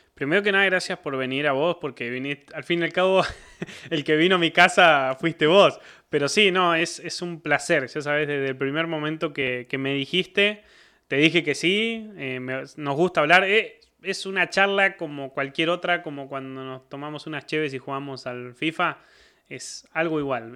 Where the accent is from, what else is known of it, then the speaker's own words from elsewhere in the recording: San Francisco, Córdoba, Argentina; moved away as an adult; now in Monterrey, Mexico; Yo vengo de San Francisco, una ciudad del, del estado, como dirían acá de Nuevo León, de la provincia de Córdoba